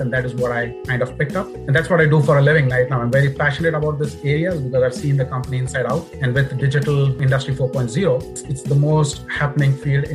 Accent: India; moved away as an adult; also born or lived in United Kingdom; now in Warwick, United Kingdom; India, in my hometown.

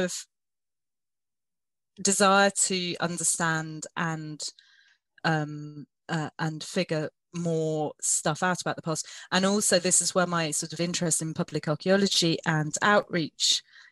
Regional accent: South Wales, United Kingdom; We grew up in South Wales

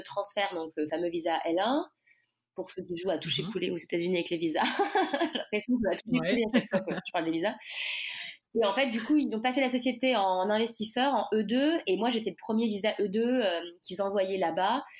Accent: Nantes, Pays de la Loire, France; moved away as an adult; also born or lived in Angers / Paris / New York; je suis originaire euh, de Nantes

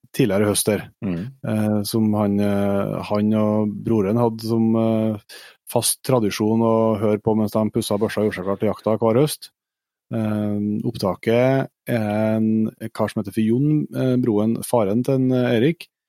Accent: Trøndelag, Norway; Vi er jo trøndere

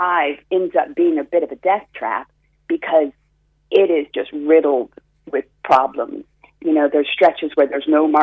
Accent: Florida, United States; also born or lived in California; now in Cork, Ireland; I was born in Florida, but then I lived in California

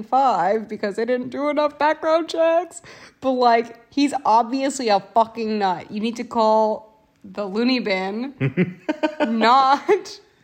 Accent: United States; as an American

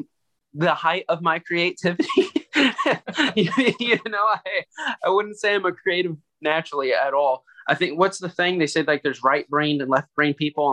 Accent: Louisville, Kentucky, United States; I grew up in the South End of Louisville.

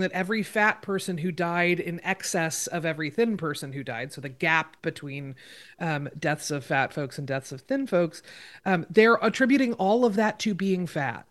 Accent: Oregon, United States; in my home state of Oregon

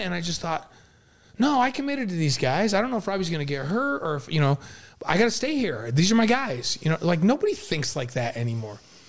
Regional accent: upstate New York, United States; moved away; I'm from New York

